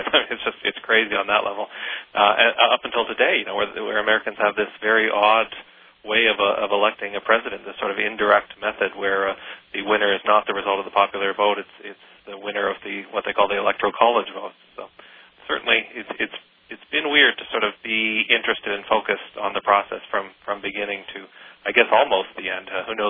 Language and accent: English; Canada; also born or lived in Rochester, New York, United States; growing up in Canada